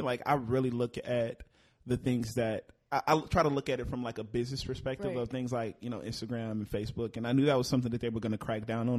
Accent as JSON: {"language": "English", "town": "Fort Worth", "region": "Texas", "country": "United States", "tie": "born or raised there", "also_born_or_lived": "Houston, Texas / Florida", "lives_now": "Dallas, United States", "said": "born and raised in Fort Worth"}